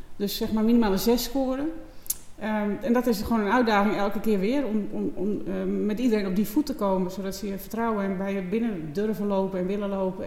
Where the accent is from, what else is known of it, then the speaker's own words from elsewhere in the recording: Texel, North Holland, Netherlands; Ik ben geboren op Texel